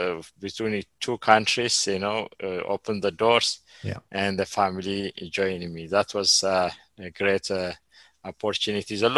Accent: Ethiopia; moved away as an adult; also born or lived in Eritrea / Sudan; I live in Ethiopia more than 40 years. I know Ethiopia, but I don't have a citizenship already. They canceled my citizenship.

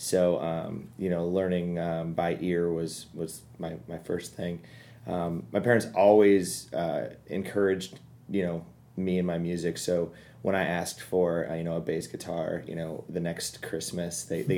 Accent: Kansas City, United States; I'm from Kansas City

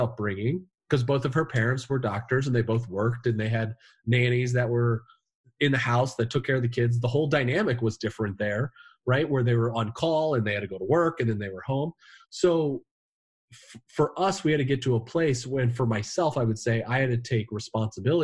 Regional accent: Indiana, United States; now in New England, United States; I'm from Indiana, you know, the Midwest. We bury our problems

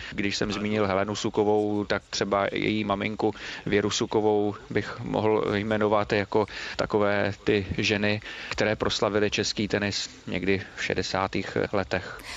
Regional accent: Znojmo, South Moravian Region, Czechia; kdy jsem jako malý kluk ještě sledoval, protože pocházím ze Znojma a tam jsme měli velmi dobrý signál rakouské televize

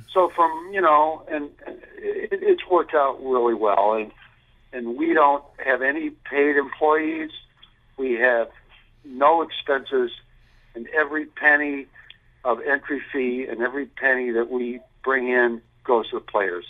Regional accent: Chicago, Illinois, United States; I grew up in Chicago

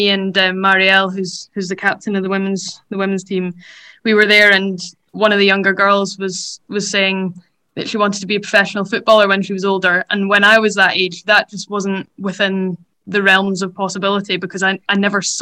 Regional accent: Dundee, Scotland, United Kingdom; moved away as an adult; now in Edinburgh, United Kingdom; I moved to Edinburgh from Dundee when I was 18 to go to university

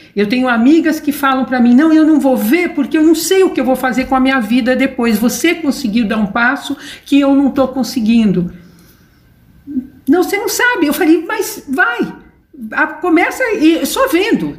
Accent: São Paulo, Brazil; eu, morava, eu nasci no Ipiranga

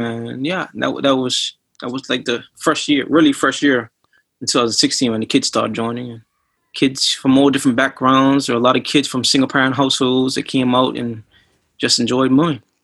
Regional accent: Bermuda; moved away; I'm originally from Bermuda

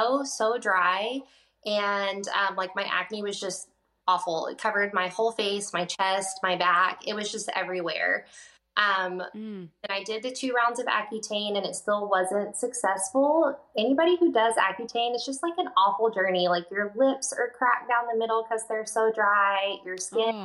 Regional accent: Mesquite, Texas, United States; I did grow up in Texas. I grew up in Mesquite, Texas, which is pretty close to Dallas

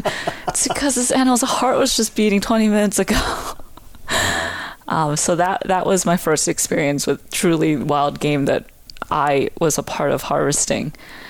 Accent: Canada; I'm more Canadian than most Canadians because we hunt, we fish.

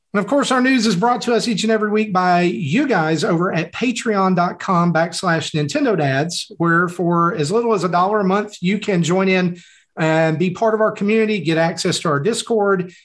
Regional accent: the South, United States; I'm from the South. We don't talk good down here

